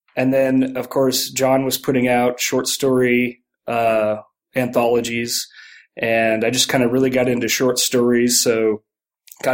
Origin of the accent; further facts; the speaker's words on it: San Antonio, Texas, United States; I grew up here in San Antonio, Texas